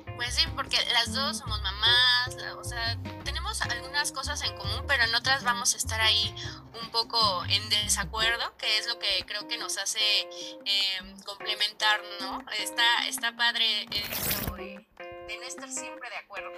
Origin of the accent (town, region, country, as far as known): Mexico City, Mexico